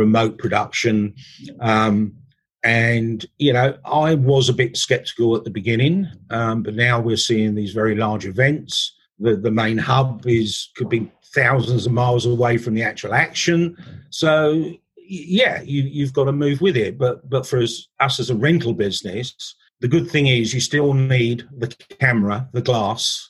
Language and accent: English; England, United Kingdom; I'm English